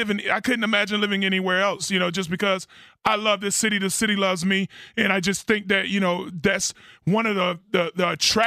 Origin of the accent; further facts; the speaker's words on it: Florida, United States; moved away as an adult; I'm from Florida.